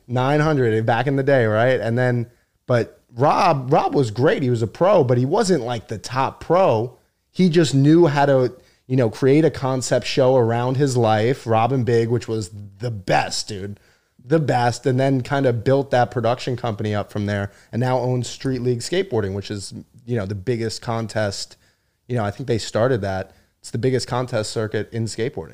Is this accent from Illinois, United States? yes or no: no; Long Island, New York, United States; I'm Long Island